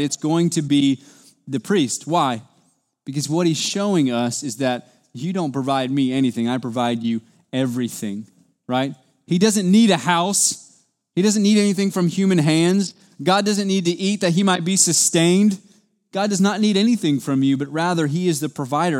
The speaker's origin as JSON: {"language": "English", "country": "United States", "said": "as an American in two thousand twenty-two"}